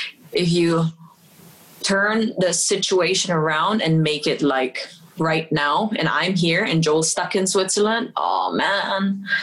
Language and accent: English; Philippines; for example, I'm Filipina and you're British